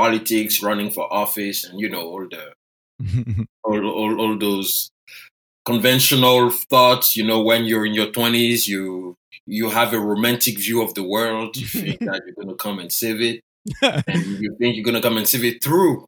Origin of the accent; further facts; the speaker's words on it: Côte d’Ivoire; first language French; English is a second language; moved away as an adult; now in United States; I was born and raised in Côte d'Ivoire.